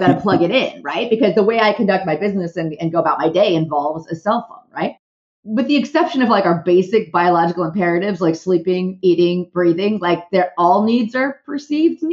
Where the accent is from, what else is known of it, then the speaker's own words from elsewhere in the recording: Southern California, United States; I am from Southern California